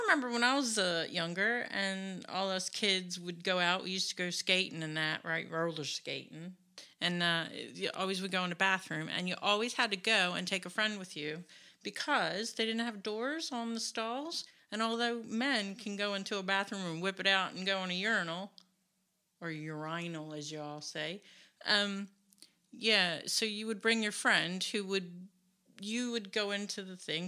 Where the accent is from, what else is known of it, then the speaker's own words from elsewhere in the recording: United States; I'm an American